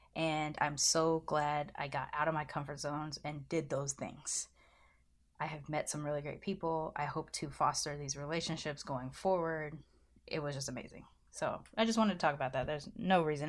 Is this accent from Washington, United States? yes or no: no; Southern California, United States; I grew up in Southern California.